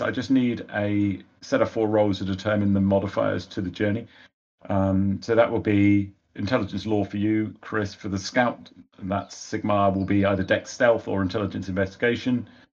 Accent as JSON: {"language": "English", "country": "United Kingdom", "said": "being British"}